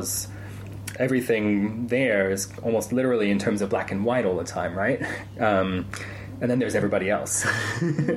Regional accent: United States; moved away; growing up in the States

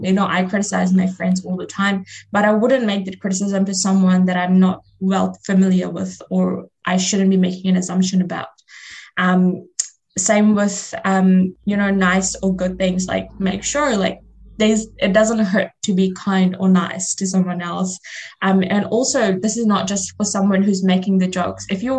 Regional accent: Fiji; first language Fiji Hindi; English is a second language; my first language is Fiji Hindi, and I speak Hindi, and then I speak English.

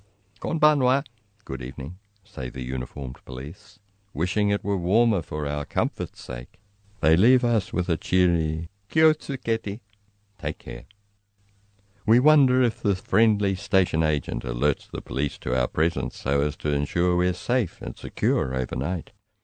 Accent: New Zealand; I'm a New Zealander.

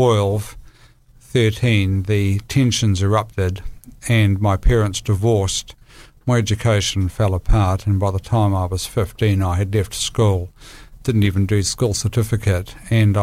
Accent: Palmerston North, Manawatū-Whanganui, New Zealand; I was born in Palmerston North, and I grew up in a family which was loving

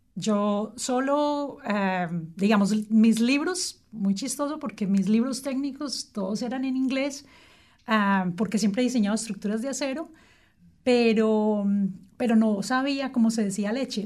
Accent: Colombia; moved away as an adult; now in Wellington, New Zealand; después de que me vine de Colombia, trabajé

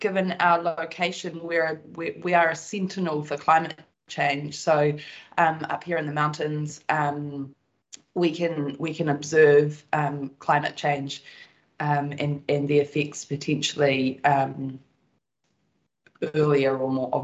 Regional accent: Wanaka, Otago, New Zealand; I grew up in Wanaka. I'm born and bred here. I grew up on a farm just 15 minutes out of Wanaka.

